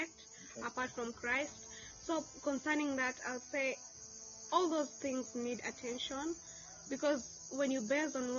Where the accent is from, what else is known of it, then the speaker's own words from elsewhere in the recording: Kenya; moved away as an adult; now in Uganda; I'm from Kenya.